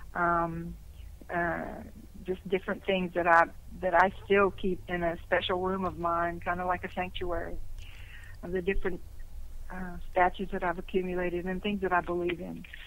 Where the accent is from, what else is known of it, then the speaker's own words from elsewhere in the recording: Louisiana, United States; accent: Cajun; I was born in Louisiana. So if you're born in Louisiana, particularly South Louisiana, you will have somewhat of a Cajun accent